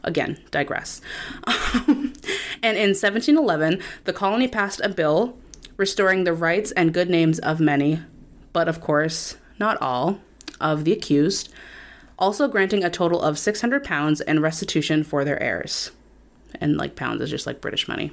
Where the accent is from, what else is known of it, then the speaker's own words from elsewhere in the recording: Wareham, Massachusetts, United States; growing up in Wareham